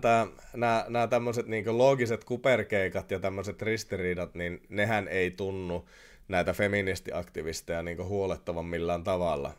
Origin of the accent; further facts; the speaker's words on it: Oulu, North Ostrobothnia, Finland; accent: Oulu dialect; anteeksi Oulun murteeni